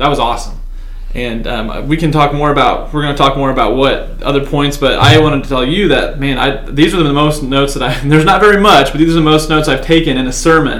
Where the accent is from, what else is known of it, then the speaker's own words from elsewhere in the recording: Bloomington, United States; I grew up in Bloomington